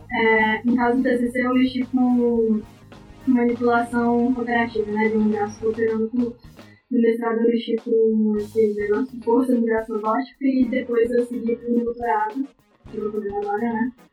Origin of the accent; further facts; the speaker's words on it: Goiás, Brazil; eu me formei na Unip, aqui em Goiânia, sou goiana.